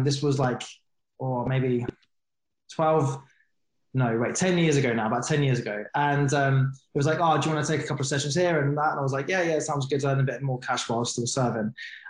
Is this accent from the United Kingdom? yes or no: yes; United Kingdom; I'm a veteran. I'm a British Army veteran.